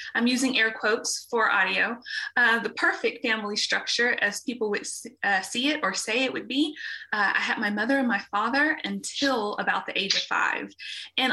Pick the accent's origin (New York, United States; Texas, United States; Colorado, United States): Texas, United States; Dallas; I was born and raised in Dallas